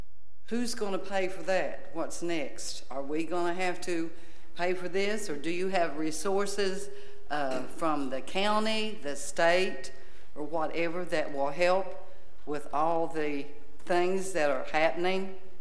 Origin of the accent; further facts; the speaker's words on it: Charleston, South Carolina, United States; because my husband and I came from Charleston, South Carolina. We moved here.